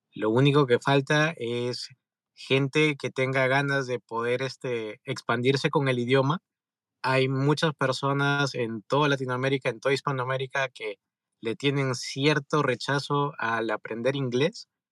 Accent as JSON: {"language": "Spanish", "country": "Peru", "moved": "as an adult", "lives_now": "California, United States", "said": "soy de Perú. En pocas palabras, vine terminando la carrera aquí a California, Estados Unidos"}